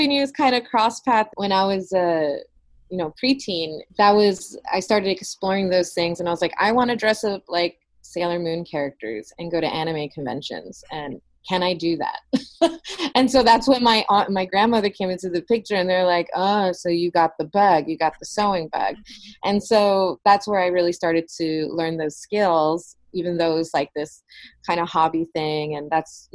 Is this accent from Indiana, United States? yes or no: no; New York City, New York, United States; now in Los Angeles, United States; I'm born and raised from New York. I'm New Yorker, which means I'm a Puerto Rican New Yorker.